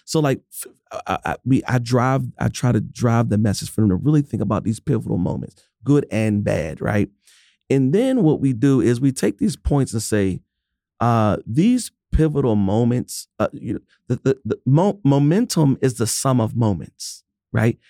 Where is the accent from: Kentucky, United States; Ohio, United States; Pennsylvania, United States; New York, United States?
Pennsylvania, United States; Pittsburgh; I'm from Pittsburgh